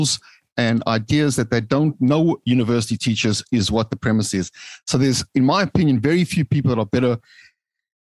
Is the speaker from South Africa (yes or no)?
yes; South Africa; moved away as an adult; now in United States; The humble beginnings growing up in South Africa before arriving on the hallowed shores here of the United States